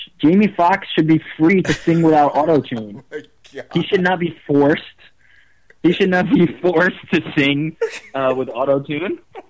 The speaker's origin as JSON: {"language": "English", "region": "New York", "country": "United States", "tie": "born or raised there", "said": "I'm born and bred American. Born and raised in New York, the mean streets"}